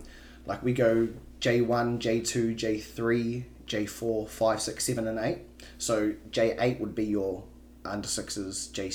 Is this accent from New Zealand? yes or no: yes; Auckland, New Zealand; I was from Auckland